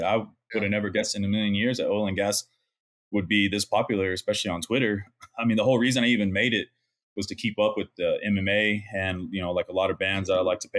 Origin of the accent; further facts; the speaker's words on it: Midland, Texas, United States; We went to high school together. We grew up in Midland, Texas together